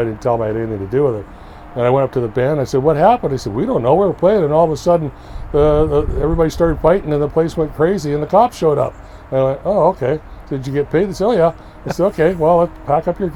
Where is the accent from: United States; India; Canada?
Canada; Victoria, British Columbia; my family was so entrenched in Victoria, and I grew up in Victoria